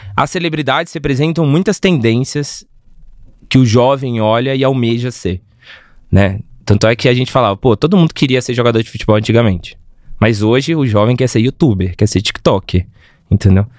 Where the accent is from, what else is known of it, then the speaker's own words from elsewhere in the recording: Minas Gerais, Brazil; eu sou mineiro, né? Eu sou de uma cidade do lado de Belo Horizonte